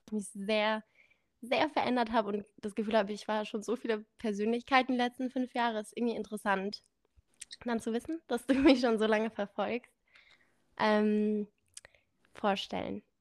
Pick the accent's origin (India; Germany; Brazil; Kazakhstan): India; born there; Ich bin in Indien geboren, da kommt auch dieser exotische Name.